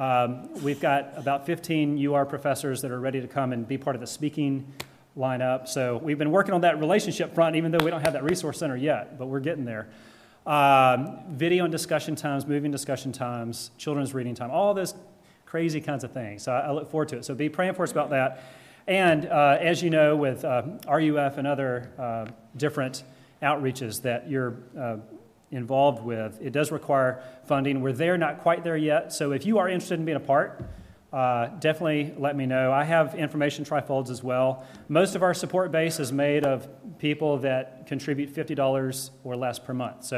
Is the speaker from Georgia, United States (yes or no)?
yes; the Deep South, Georgia, United States; moved away; I am from Georgia originally in the Deep South